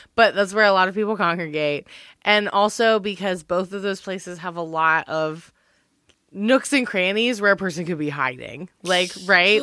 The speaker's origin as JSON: {"language": "English", "town": "Wilmington", "region": "North Carolina", "country": "United States", "tie": "born or raised there", "said": "Thalia and Hall is, like, the big theater in my hometown"}